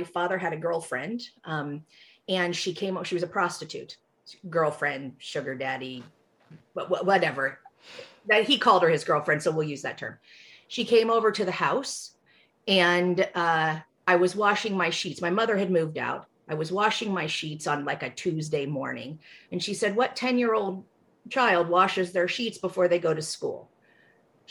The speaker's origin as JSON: {"language": "English", "town": "Fowler", "region": "California", "country": "United States", "tie": "born or raised there", "also_born_or_lived": "Fresno, California", "first_language": "English", "said": "I was born in Fresno, California, in California's Central Valley, so the breadbasket of the nation. My parents were Jewish, and we had a hog farm. We had hogs and raisins. And so I grew up very far out in the country, outside of a little town called Fowler"}